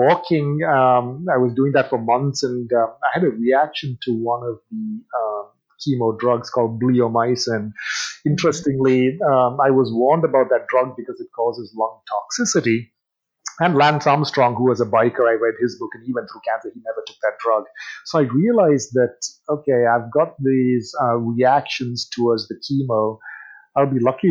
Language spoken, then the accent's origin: English; England, United Kingdom; moved away; also born or lived in India; I grew up in England